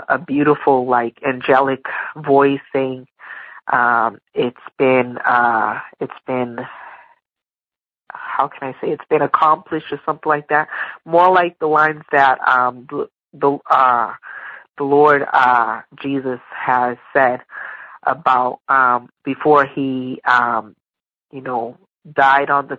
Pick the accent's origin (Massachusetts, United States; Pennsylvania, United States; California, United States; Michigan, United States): Massachusetts, United States; I'm from Massachusetts